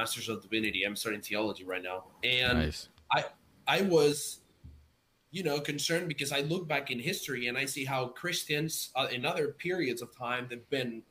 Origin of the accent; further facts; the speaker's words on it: Spain; moved away as an adult; now in United States; I'm from Spain, I live in the US now, I can literally send my mom money for a fraction of a cent back to Spain